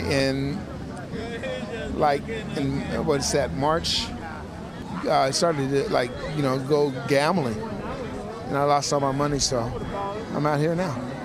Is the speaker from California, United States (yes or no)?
yes; Ventura, California, United States; moved away as an adult; now in San Francisco, United States; I was born in Ventura